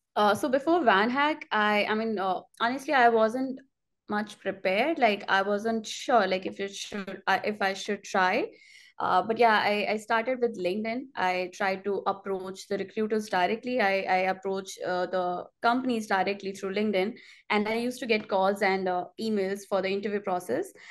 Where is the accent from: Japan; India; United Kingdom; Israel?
India; moved away as an adult; now in Montreal, Canada; I'm from India